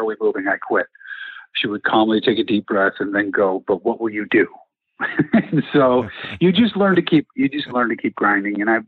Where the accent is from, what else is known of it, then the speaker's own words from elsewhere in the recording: Chicago, Illinois, United States; I'm from Chicago